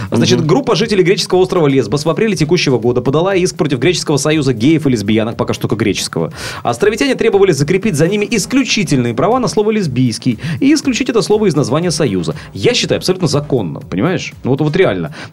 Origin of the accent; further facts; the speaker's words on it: Sevastopol, Ukraine; Как хорошо, что я севастополец.